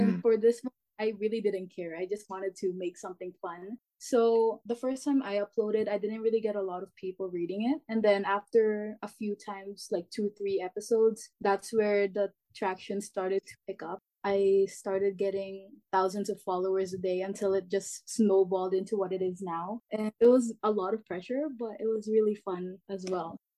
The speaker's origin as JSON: {"language": "English", "country": "Canada", "said": "I'm the author of Gen Z, and I'm from Canada"}